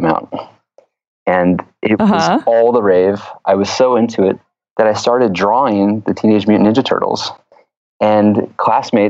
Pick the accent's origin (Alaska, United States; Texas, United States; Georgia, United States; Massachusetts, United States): Georgia, United States; a little town outside of Atlanta; now in San Francisco, United States; I grew up in the Deep South in a little town outside of Atlanta, Georgia